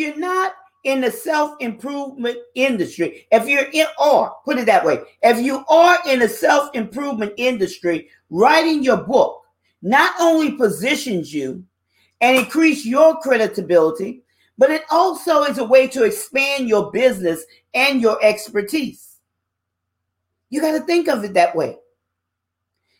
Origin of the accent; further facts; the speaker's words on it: New Orleans, Louisiana, United States; I'm a Louisiana girl. I was born and raised in New Orleans, Louisiana